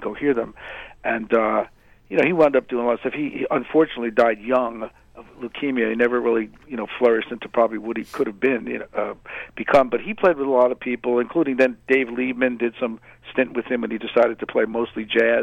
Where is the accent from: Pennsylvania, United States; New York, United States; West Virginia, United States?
New York, United States; Mamaroneck; also born or lived in Port Chester, New York; I came up in Westchester County, you know, which is in New York State. I grew up in Mamaroneck